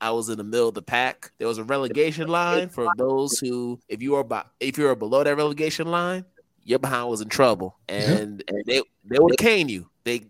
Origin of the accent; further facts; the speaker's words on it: United States; both my parents, they're from Ghana. I grew up in the States and attended school from kindergarten to sixth grade in the States.